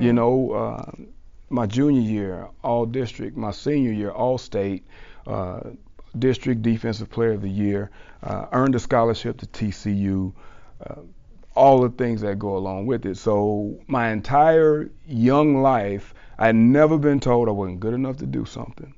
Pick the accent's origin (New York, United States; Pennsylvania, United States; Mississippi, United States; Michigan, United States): Mississippi, United States; South; I'm from South Mississippi